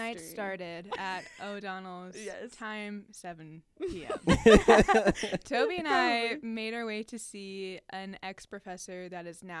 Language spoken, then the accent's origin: English; United States; I'm obviously American.